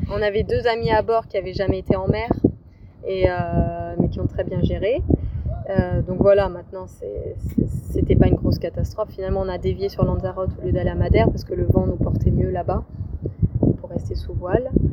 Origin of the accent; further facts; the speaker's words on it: Lyon, Auvergne-Rhône-Alpes, France; moved away as an adult; je suis originaire de Lyon